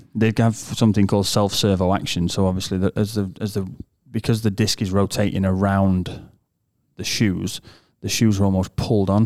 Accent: United Kingdom; moved away; from the U K

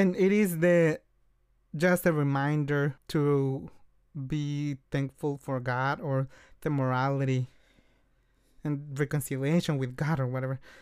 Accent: Oaxaca, Mexico; moved away; we are from Oaxaca.

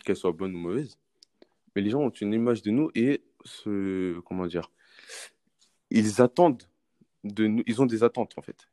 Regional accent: France; on est français mais on a mmh nos, origines, origine euh, origines, en fait, de notre mmh pays, de nos parents

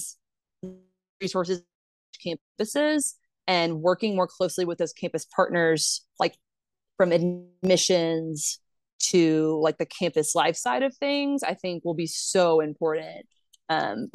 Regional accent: Mobile, Alabama, United States; I am from Mobile, Alabama. Like I grew up in the deep South

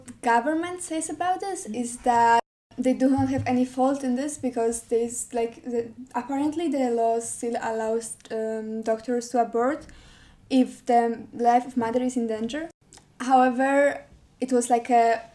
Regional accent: southern Poland, Poland; I'm from very south of Poland, from Ratibusz

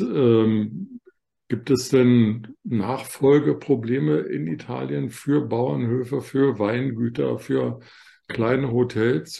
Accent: Germany; bei uns in Deutschland

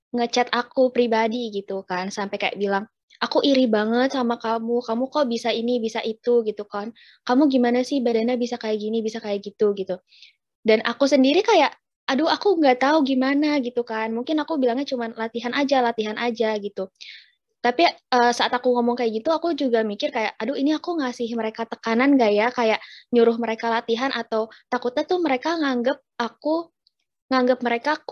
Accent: Java, Indonesia; Pernah pernah kak. Aku juga orang Jawa kok.

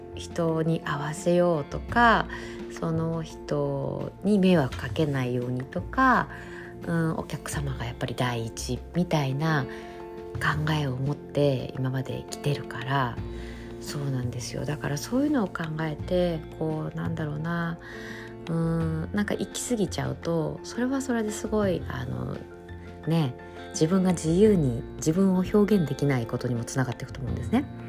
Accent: Japan; now in Italy; 私だけじゃなくて結構イタリアに住んでる他の日本人

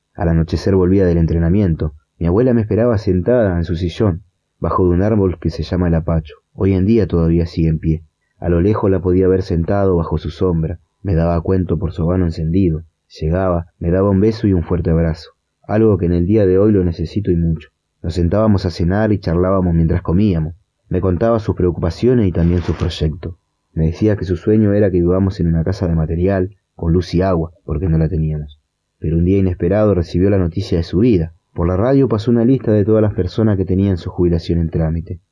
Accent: Litoral, Argentina; now in Florencio Varela, Argentina; criarme en esa hermosa selva que está rodeada por grandes lagos, inmensos árboles con animales silvestres que le dan vida al litoral

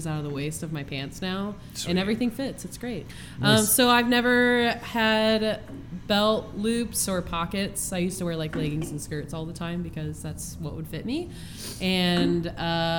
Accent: Lawrence, Kansas, United States; now in Oregon, United States; I'm from Lawrence, Kansas.

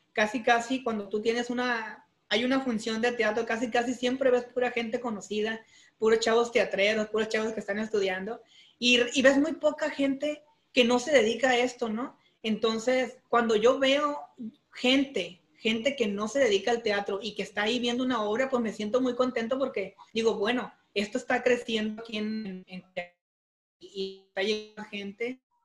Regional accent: Durango, Mexico; now in Culiacán, Mexico; soy de un rancho, soy de Durango

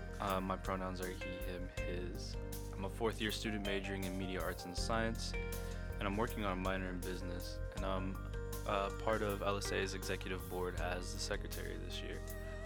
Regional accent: El Paso, Texas, United States; also born or lived in Mexico / Chihuahua; Growing up, I lived in El Paso, Texas.

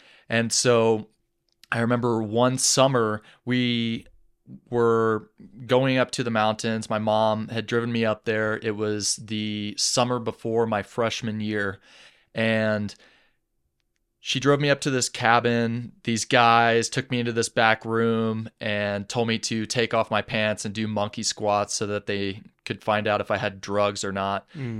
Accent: Atlanta, Georgia, United States; also born or lived in London, England; So I was born in London, England in 1991 to a Danish mother and a Texan father. My father was an expat over there and they were living in England, and we moved back and forth between Atlanta, Georgia, and England a few times.

